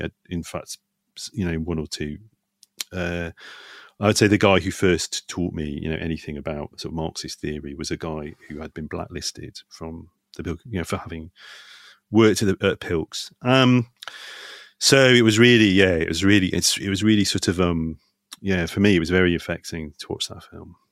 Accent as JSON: {"language": "English", "country": "United Kingdom", "tie": "born or raised there", "said": "anyone my age or kid's age growing up in Britain sort of grew up watching a lot of these films"}